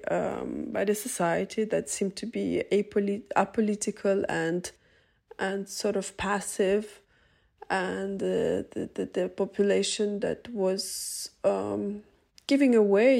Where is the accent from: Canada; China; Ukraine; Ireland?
Ukraine; Kherson, Kherson Oblast; moved away; my hometown, Kherson